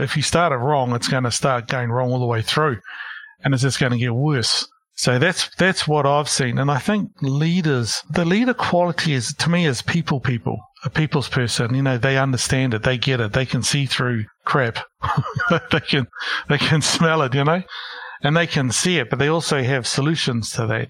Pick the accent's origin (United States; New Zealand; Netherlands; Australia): New Zealand; Porirua, Wellington; moved away as an adult; also born or lived in Christchurch / Hamilton / Auckland; I grew up in Porirua, Wellington